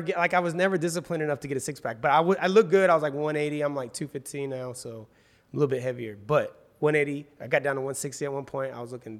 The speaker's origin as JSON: {"language": "English", "town": "Wichita", "region": "Kansas", "country": "United States", "lives_now": "Los Angeles, United States", "said": "Yeah, I'm originally from Wichita, Kansas, so got a lot of my family still there"}